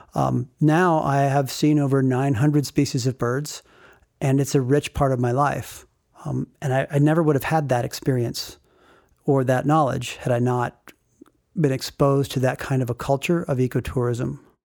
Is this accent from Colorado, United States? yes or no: yes; Rifle, Colorado, United States; growing up in Rifle